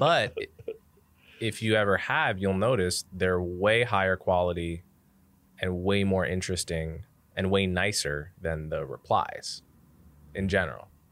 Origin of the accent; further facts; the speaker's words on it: Montclair, New Jersey, United States; now in New York City, United States; I grew up in New Jersey. I grew up in Montclair, New Jersey, which is like a thirty minute drive outside the city